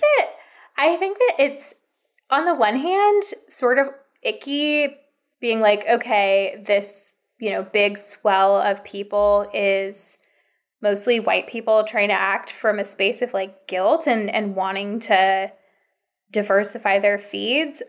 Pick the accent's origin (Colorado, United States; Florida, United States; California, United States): California, United States; moved away as an adult; I'm actually from California